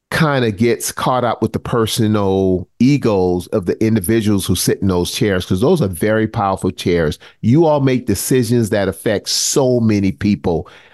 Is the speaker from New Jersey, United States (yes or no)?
no; Charleston, South Carolina, United States; Mother Emanuel in my hometown